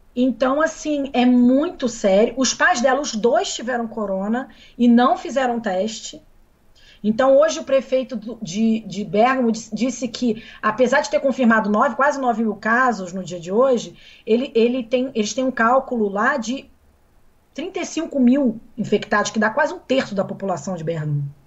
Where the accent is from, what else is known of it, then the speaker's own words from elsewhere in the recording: Brazil; moved away; also born or lived in Milan, Italy; eu só poderia voltar para o Brasil porque eu estava voltando para o meu país